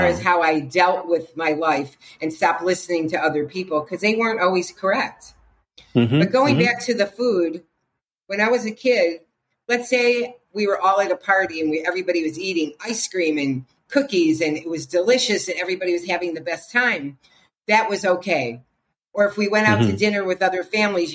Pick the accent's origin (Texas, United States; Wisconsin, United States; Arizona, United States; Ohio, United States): Ohio, United States; Cleveland; I was raised in Cleveland, Ohio, in a very working class, hardworking Jewish family.